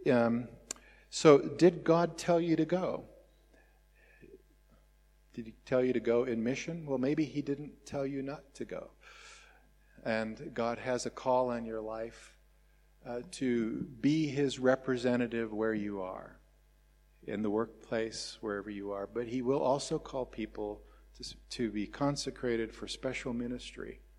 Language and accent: English; Welkom, Free State, South Africa; born there; My father was uh, uh told, I think, when we lived in Welkom, I was born in Welkom uh, that uh, he needed to go.